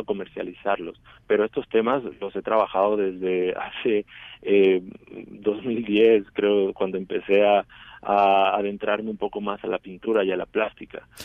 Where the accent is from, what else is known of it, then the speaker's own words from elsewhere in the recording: Chiapas, Mexico; moved away as an adult; now in Mexico City, Mexico; Yo soy originario de Chiapas